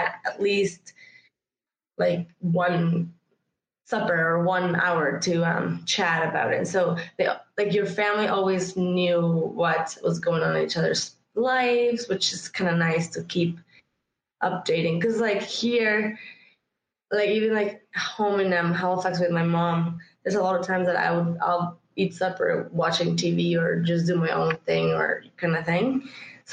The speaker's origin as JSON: {"language": "English", "region": "San Luis Potosí", "country": "Mexico", "tie": "born or raised there", "moved": "yes", "lives_now": "Canada", "said": "I was born and raised in Mexico, San Luis to be exact, which is four or five hours north of Mexico City."}